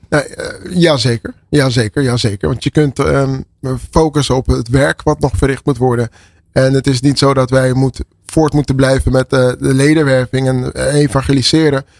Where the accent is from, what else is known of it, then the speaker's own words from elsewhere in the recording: Amsterdam, North Holland, Netherlands; Ik ben geboren en getogen in Amsterdam.